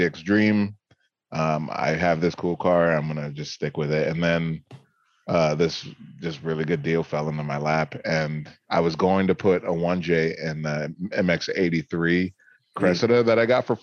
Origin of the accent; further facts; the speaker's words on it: Orlando, Florida, United States; moved away; I'm from Orlando, Florida, born and raised. I lived there for most of my life